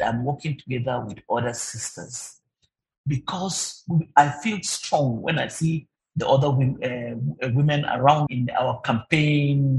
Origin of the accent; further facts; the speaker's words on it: Nigeria; us as Nigerian women workers